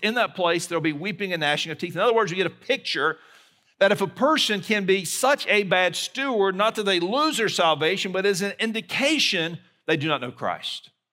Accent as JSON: {"language": "English", "town": "Mobile", "region": "Alabama", "country": "United States", "tie": "born or raised there", "moved": "yes", "said": "my hometown of Mobile, Alabama"}